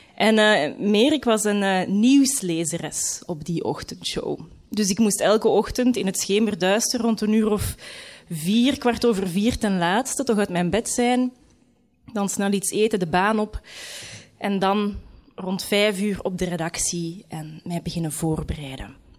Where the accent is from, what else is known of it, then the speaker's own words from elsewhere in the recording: Leuven, Flanders, Belgium; moved away as an adult; Misschien moet ik gewoon terug in Leuven gaan wonen. Ik kom van Leuven